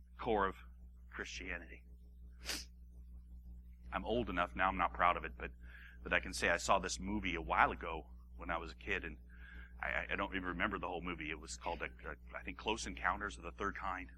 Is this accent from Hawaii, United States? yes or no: yes; Hawaii, United States; I grew up in Hawaii